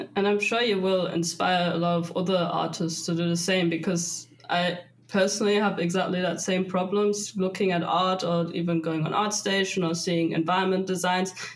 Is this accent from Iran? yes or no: yes; Iran; now in Germany; I'm from Iran